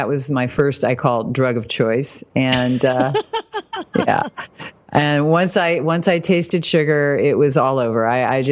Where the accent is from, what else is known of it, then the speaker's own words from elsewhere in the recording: Fort Wayne, Indiana, United States; moved away; I was raised in Indiana, Fort Wayne. So Midwest